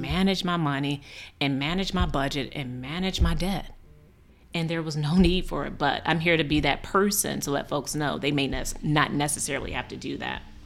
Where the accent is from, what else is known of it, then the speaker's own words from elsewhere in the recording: Chicago, Illinois, United States; We grew up in a neighborhood called Auburn Gresham